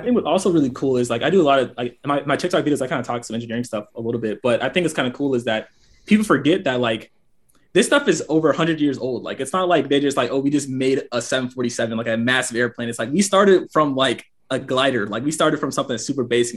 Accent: Gwinnett County, suburb of Atlanta, Georgia, United States; moved away as an adult; now in Alabama, United States; I'm from Gwinnett, just suburb of Atlanta." So I pretty much lived there my entire life.

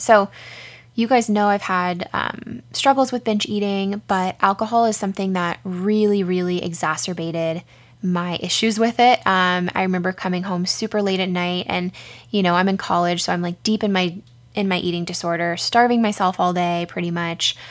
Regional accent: San Diego, California, United States; we grew up in San Diego

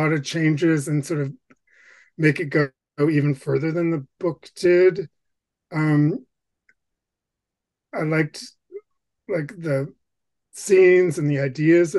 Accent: Bangor, Maine, United States; growing up in Bangor, Maine

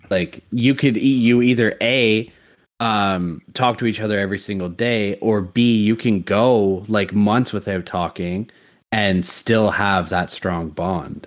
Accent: Canada; I'm Canadian

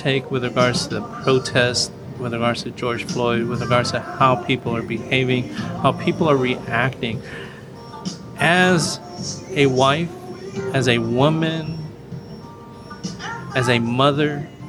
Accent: Philippines; Now, there's, you know, I'm Filipino, and there's a Filipino thing that kind of visual thing.

